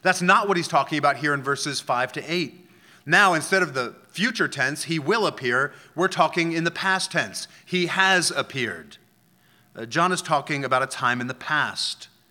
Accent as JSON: {"language": "English", "town": "Philadelphia", "region": "Pennsylvania", "country": "United States", "moved": "yes", "said": "I'm from Philadelphia"}